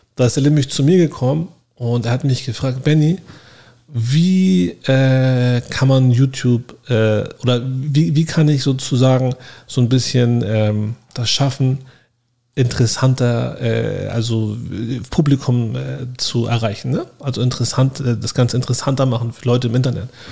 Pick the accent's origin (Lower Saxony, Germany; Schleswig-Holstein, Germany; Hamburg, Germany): Hamburg, Germany; moved away as an adult; now in Miami, United States; Ich komme auch aus Hamburg, genau wie Uwe